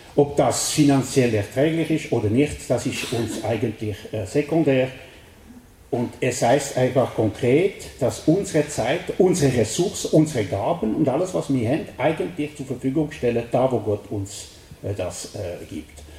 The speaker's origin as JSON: {"language": "German", "area": "French-speaking Switzerland", "region": "Romandy", "country": "Switzerland", "accent": "Welsch (French-Swiss)", "second_language": "German", "said": "bin ich ein Weltschweizer und das merkt ihr an meinem Akzent"}